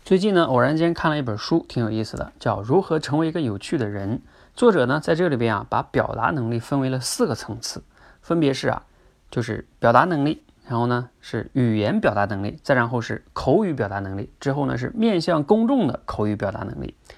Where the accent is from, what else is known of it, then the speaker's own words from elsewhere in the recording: China; 甚至啊，我们中国人在这方面都普遍不强